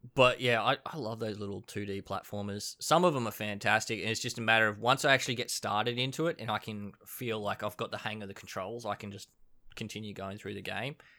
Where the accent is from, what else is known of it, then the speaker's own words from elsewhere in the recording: Queensland, Australia; I grew up at a farm in Queensland